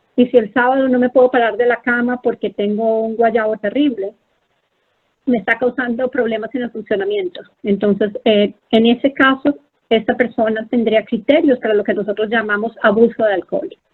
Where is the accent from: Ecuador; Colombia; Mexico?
Colombia; moved away as an adult; also born or lived in Philadelphia, United States / San Antonio, Texas, United States; now in Bethesda, United States; yo soy una médica colombiana, he estado en Estados Unidos por más o menos 20 años.